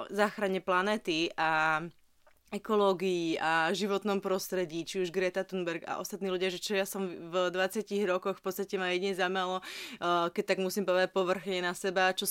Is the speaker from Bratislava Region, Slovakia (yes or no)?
no; Lučenec, Banská Bystrica Region, Slovakia; Ja pochádzam z Lučenca.